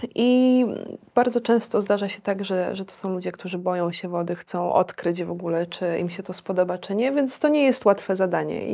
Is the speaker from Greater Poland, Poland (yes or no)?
no; Warsaw, Masovian Voivodeship, Poland; moved away as an adult; also born or lived in India; jestem z Warszawy